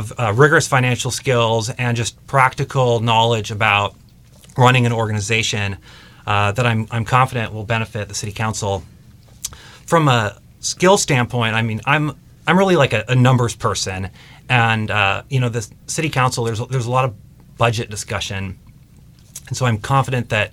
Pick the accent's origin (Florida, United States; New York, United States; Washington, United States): Washington, United States; Mercer Island; born or raised there